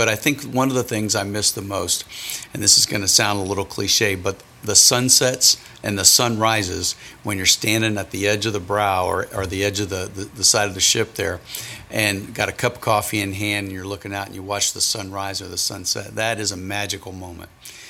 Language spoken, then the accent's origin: English; Akron, Ohio, United States; moved away as an adult; I'm originally from Akron, Ohio, the rubber capital of the world, if you will, or at least the nation. Graduated high school in 1980, joined the Navy age of 19